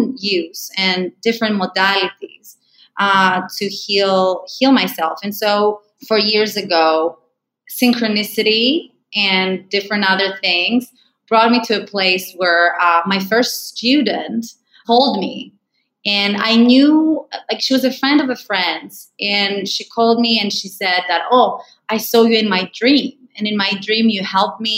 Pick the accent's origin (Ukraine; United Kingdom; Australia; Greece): Greece; moved away; also born or lived in United States; I'm originally from Greece